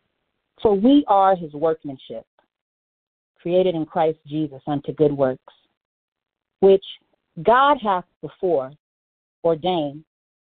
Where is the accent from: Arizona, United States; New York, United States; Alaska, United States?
Alaska, United States; Anchorage; moved away; my hometown of Anchorage, Alaska